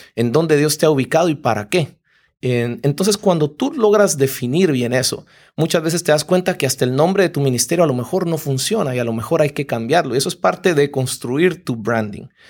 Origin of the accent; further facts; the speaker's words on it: Guatemala; yo soy guatemalteco y nuestra empresa está en Guatemala